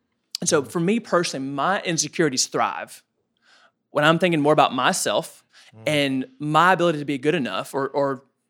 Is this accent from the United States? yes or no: yes; Woodbury, Tennessee, United States; The fine establishment of Woodbury, Tennessee.